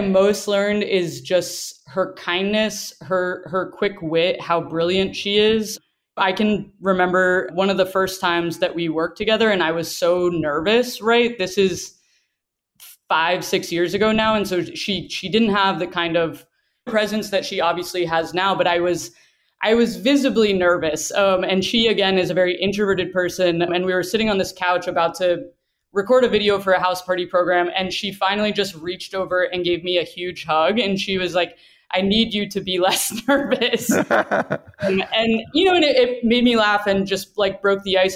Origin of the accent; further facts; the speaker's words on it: the South, United States; growing up in the South